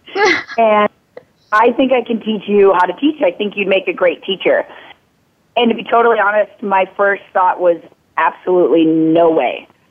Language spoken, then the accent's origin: English; Minnetonka, Minnesota, United States; moved away as an adult; now in California, United States; I grew up in Minnetonka, Minnesota